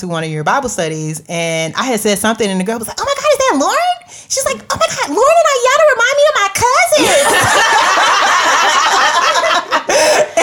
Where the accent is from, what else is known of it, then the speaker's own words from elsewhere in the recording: Jacksonville, Florida, United States; I am from Duval County